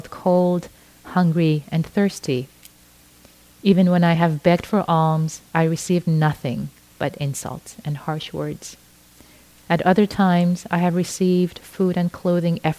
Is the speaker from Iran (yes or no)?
yes; Iran; first language Persian; English is a second language; moved away; I was brought up in Iran, which is why I speak Farsi, my native language